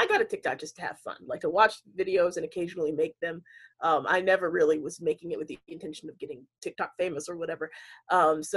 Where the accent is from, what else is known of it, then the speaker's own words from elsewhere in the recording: North Carolina, United States; I am from North Carolina, lived there most of my life.